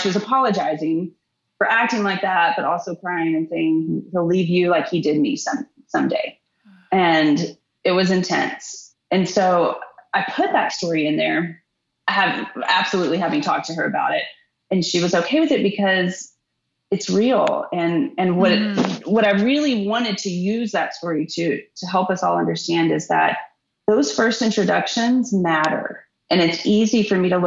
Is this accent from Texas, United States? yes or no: yes; Texas, United States; I'm from Texas, Little League sports